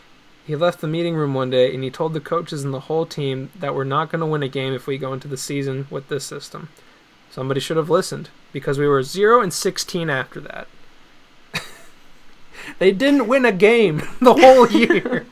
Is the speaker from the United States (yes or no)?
yes; United States; I grew up in New Jersey and New York